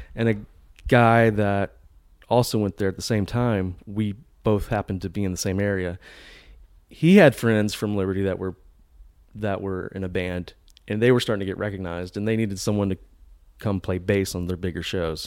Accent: Virginia, United States; moved away as an adult; now in Nashville, United States; I'm from Virginia. Grew up in a Christian home

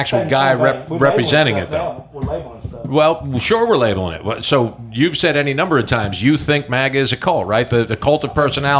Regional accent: New Jersey, United States; the people in my home state

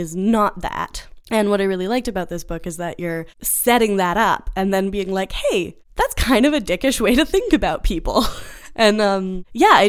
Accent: Canada; moved away; also born or lived in United States; as a Canadian coming to Texas

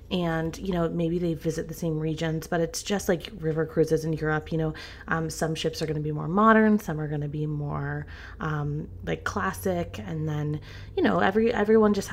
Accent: Greensboro, North Carolina, United States; born there; it might not sound like it, but I was born in Greensboro, North Carolina.

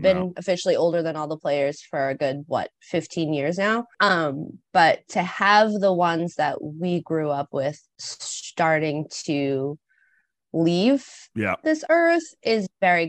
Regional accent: Boston, Massachusetts, United States; growing up in Boston

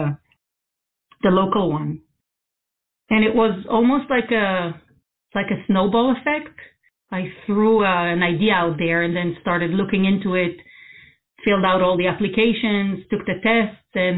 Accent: Israel; moved away as an adult; now in United States; I grew up in Israel. I'm originally from there. I've been in the U.S. for about 25 years now, so more than half my life

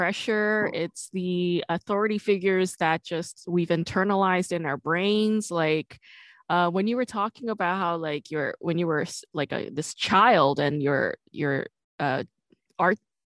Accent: New York, United States; I'm from New York

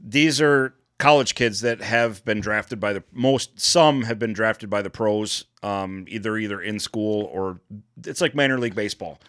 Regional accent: Detroit, Michigan, United States; moved away; my hometown

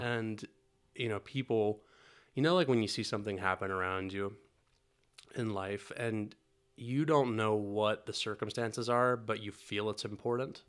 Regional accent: North Carolina, United States; moved away; also born or lived in Italy; I grew up in North Carolina

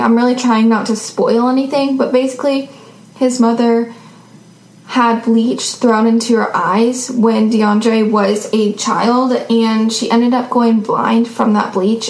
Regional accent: Seattle, Washington, United States

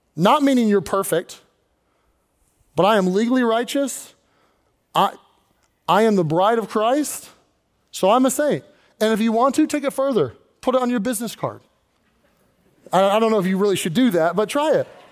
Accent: Kentucky, United States; now in Pennsylvania, United States; I wasn't born in Pennsylvania. I was born in Kentucky.

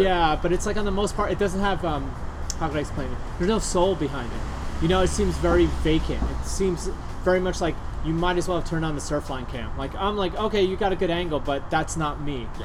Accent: New York, United States; moved away; we grew up in New York

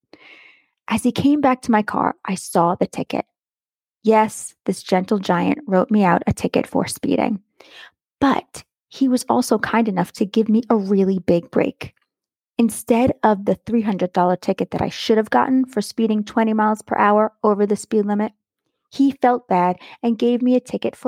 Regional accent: Long Island, New York, United States; Being that I grew up on Long Island

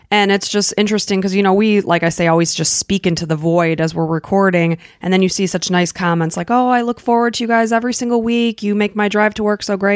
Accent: Illinois, United States; moved away as an adult; we grew up in Illinois

